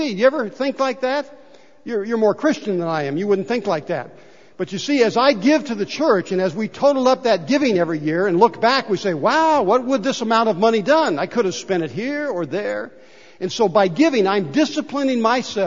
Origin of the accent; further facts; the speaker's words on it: United States; I was born here in the United States of America. What a great place to be born and grow up.